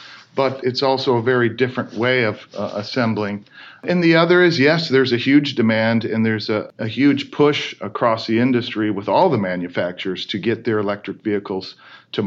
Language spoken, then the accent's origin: English; Michigan, United States; We grew up in Michigan, grew around the automotive industry